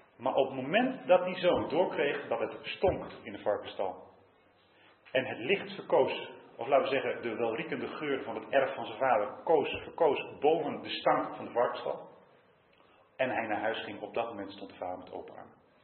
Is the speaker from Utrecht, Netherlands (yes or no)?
yes; Utrecht, Netherlands; als Utrechter